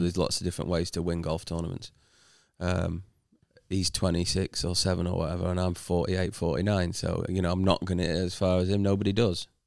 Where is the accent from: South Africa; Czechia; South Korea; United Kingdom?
United Kingdom; as a British player